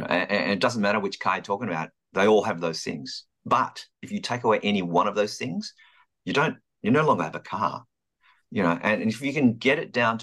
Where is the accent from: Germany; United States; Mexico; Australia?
Australia; Melbourne, Victoria; born or raised there; moved away as an adult; also born or lived in London